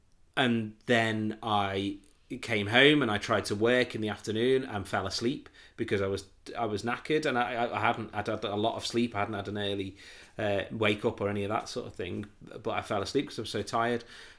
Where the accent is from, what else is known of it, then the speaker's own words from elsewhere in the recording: North West England, United Kingdom; my friends from where I grew up on here on the Wirral were all home for the Easter weekend